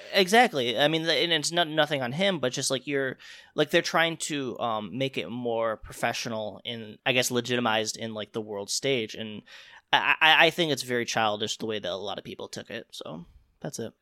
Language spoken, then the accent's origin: English; Chicago, Illinois, United States; I'm from Chicago